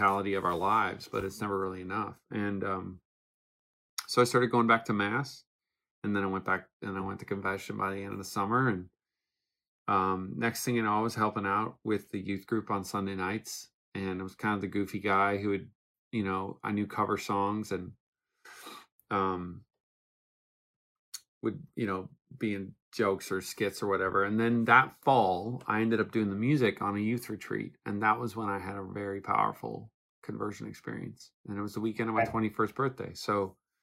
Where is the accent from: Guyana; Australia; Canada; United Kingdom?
Canada; Newfoundland and Labrador; moved away as an adult; now in Phoenix, United States; I grew up in Newfoundland, Canada. I lived there for 20 years.